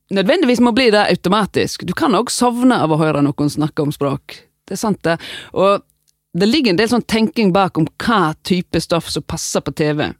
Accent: Voss, Vestland, Norway; accent: Vosse-dialekt; moved away as an adult; also born or lived in Oslo; Vi sitter tre vossinger der.

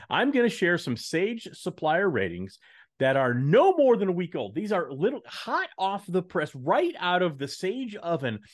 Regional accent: Texas, United States; moved away; I am a Texan

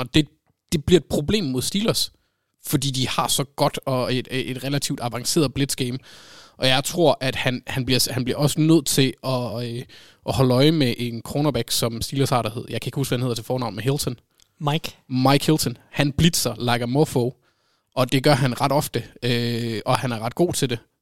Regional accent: North Jutland, North Denmark Region, Denmark; Jeg er fra Nordjylland

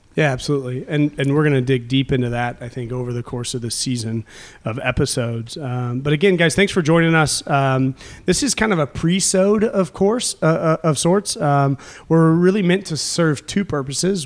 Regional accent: United States; I grew up in the United States

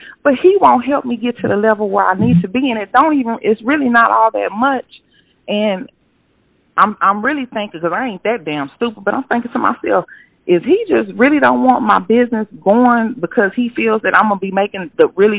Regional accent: Austin, Texas, United States; I'm from Austin, so we ended up moving outside of Houston.

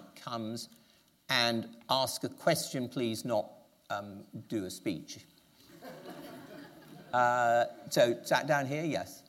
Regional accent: England, United Kingdom; I don't have a problem feeling definitely English. I've been told by many French friends, you know … you are incorrigibly English, which I take as a compliment. But I'm quite clear I'm British, and that doesn't preclude me from thinking I'm European.

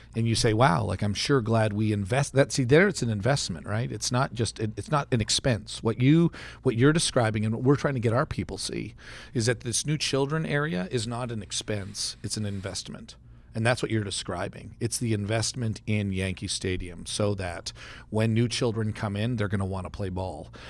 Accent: Canada; now in Stillwater, United States; I grew up in Canada

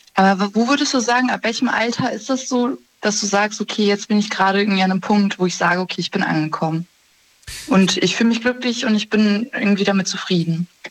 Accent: Germany; ich bin zwar in Deutschland geboren

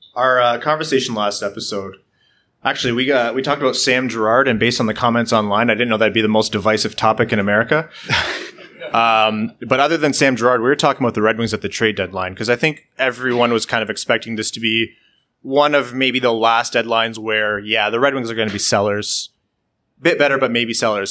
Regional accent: Windsor, Ontario, Canada; I grew up in Windsor

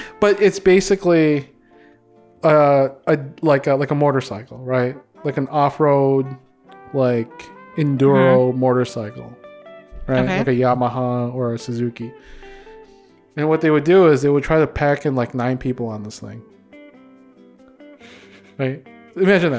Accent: Philippines; they know what the Philippines is and they find out I'm a Filipino.

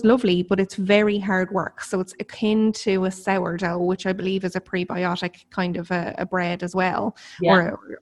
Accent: Ireland; I'm Irish

